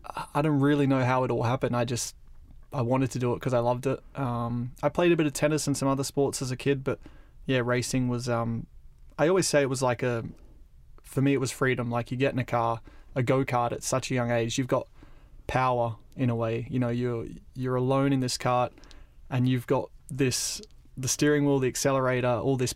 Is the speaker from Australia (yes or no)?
yes; Australia; Well, yeah, we grew up in Australia, and Riccardo is the more, I would say, Australian pronunciation.